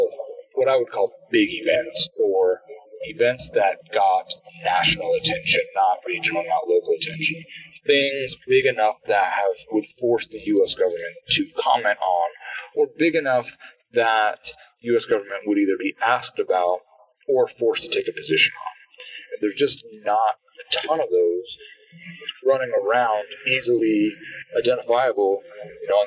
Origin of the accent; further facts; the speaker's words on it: Midwest, United States; growing up in the Midwest areas